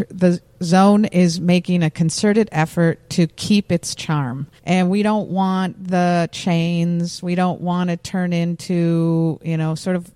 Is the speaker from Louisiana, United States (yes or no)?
no; Minneapolis, Minnesota, United States; I'm from Lake Street, Minneapolis.